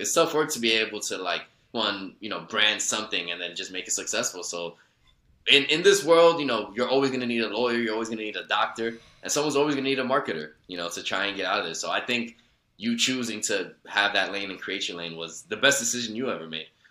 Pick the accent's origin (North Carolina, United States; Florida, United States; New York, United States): New York, United States; New York City; I grew up in Woodside